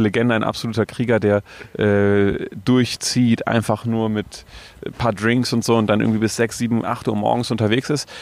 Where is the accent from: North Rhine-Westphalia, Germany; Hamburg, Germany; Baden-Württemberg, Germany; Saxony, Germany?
North Rhine-Westphalia, Germany; Cologne; bei uns in Köln